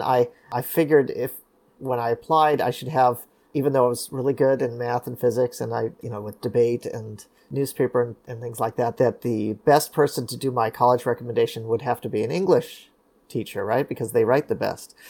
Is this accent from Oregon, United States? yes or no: no; Los Angeles, California, United States; growing up in Los Angeles